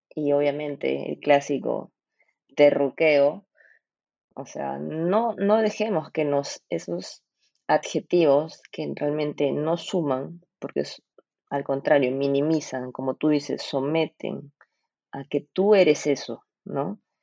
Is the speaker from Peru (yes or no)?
yes; Peru; somos todos los peruanos